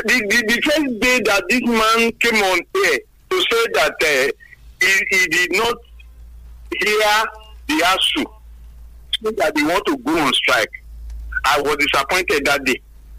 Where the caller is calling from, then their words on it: Songo, Nigeria; I'm calling from Songo.